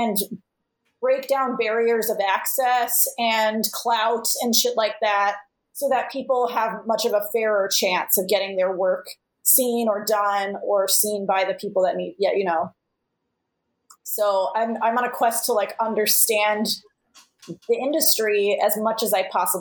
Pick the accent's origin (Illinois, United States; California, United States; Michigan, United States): California, United States; Los Angeles; now in Chicago, United States; I was born in Los Angeles. I've never lived there as an adult, but I was born there